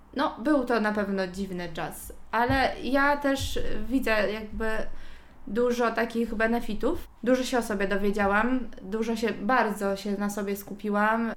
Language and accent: Polish; Gdańsk, Pomeranian Voivodeship, Poland; jestem z Gdańska, całe życie mieszkałam w Gdańsku, kocham Gdańsk